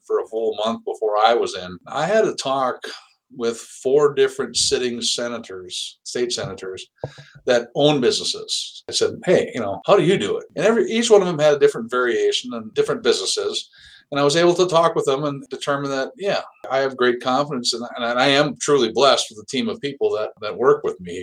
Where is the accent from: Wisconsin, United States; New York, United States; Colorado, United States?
Wisconsin, United States; North Central; Born and raised in North Central Wisconsin, I'm like most everybody else in the district